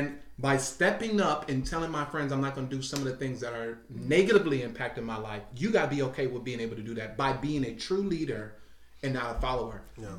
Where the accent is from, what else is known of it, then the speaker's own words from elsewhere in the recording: Huntsville, Alabama, United States; I'm from Huntsville. I'm from this. I played flag football. I played flag football this last season for the City League of Huntsville over at Stoner Field.